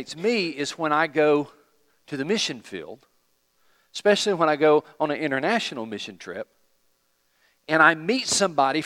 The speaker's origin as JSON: {"language": "English", "country": "United States", "said": "we're from America"}